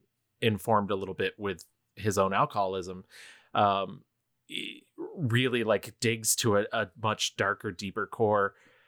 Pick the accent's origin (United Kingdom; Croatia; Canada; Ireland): United Kingdom; I'm British.